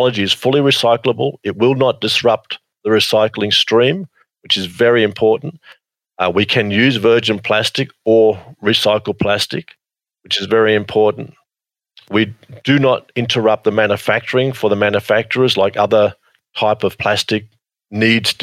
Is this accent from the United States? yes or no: no; Australia; Australia is my hometown, in my home country. I am very patriotic about Australia